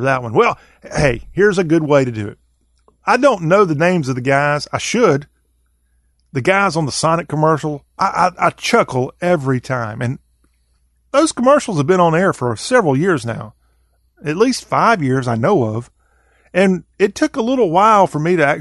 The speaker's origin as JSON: {"language": "English", "region": "the South", "country": "United States", "said": "I am a Southerner."}